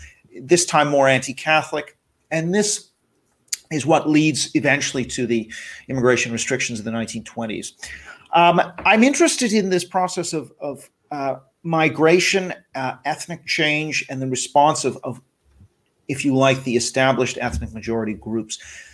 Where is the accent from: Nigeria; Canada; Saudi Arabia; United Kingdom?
Canada; Vancouver, British Columbia; also born or lived in Japan; I grew up a bit in Japan. And so, just became interested in issues of national identity. And then I'm from Vancouver, Canada, which has had a lot of Asian immigration.